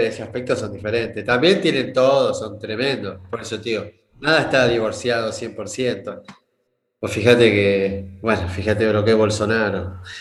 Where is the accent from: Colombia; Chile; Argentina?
Argentina; moved away; also born or lived in Rosario / Brazil; yo soy del interior de Argentina